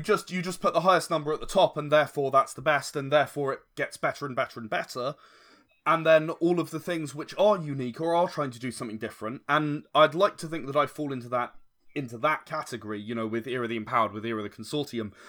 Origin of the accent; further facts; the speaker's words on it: United Kingdom; I'm British